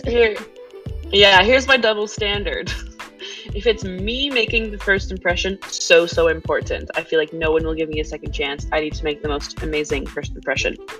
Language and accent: English; Quebec, Canada; moved away; also born or lived in English-speaking Canada; I am Quebecoise. Uh, I was born in Quebec, but I live in Anglo Canada now.